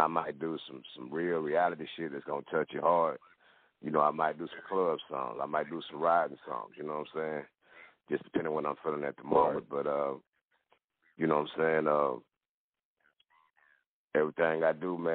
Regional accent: Fort Worth, Texas, United States; born and raised in Fort Worth, Texas

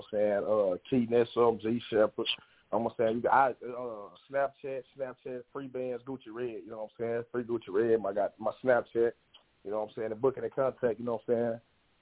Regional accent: Texas, United States; I came from Texas

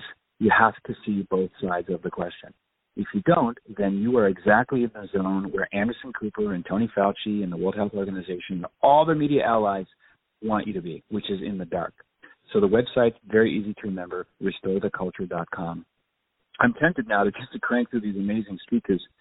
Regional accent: Nova Scotia, Canada; moved away; also born or lived in Ottawa / Toronto / Montreal / San Diego; I'm a Canadian by birth. I was born and raised in Nova Scotia.

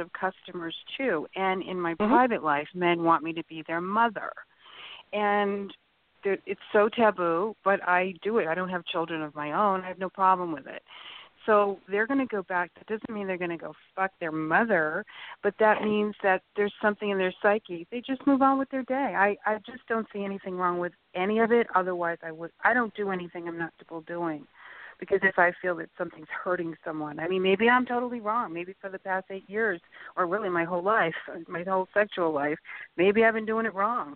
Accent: Boston, Massachusetts, United States; I grew up in Boston

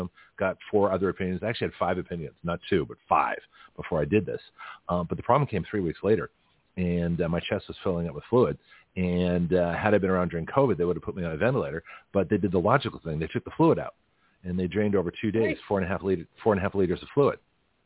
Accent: Lexington, Massachusetts, United States; moved away; I grew up in New England, in Lexington, Massachusetts.

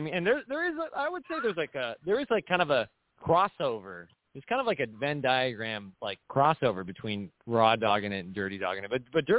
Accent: Huntington Beach, California, United States; accent: Huntington Beach; my first language isn't actually English. It's actually what linguists refer to as Huntington Beach Creole. It's like it's a dialect.

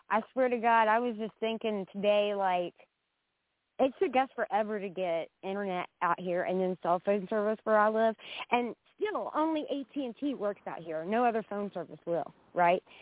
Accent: West Virginia, United States; okay, I'm from West Virginia.

